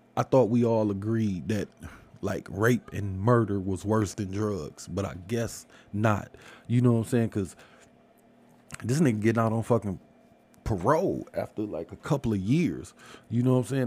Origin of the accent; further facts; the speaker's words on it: Detroit, Michigan, United States; I'm from Michigan. Like, yeah, I'm from Detroit.